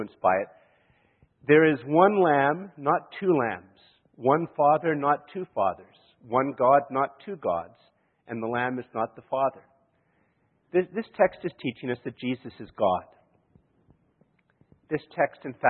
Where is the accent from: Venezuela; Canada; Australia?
Canada; I'm from Canada.